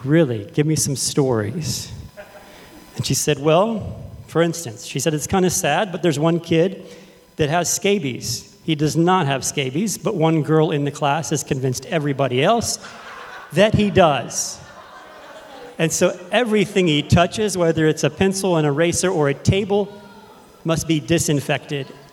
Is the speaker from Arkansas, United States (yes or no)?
no; Fredericksburg, Texas, United States; in the town where I grew up in Fredericksburg, Texas.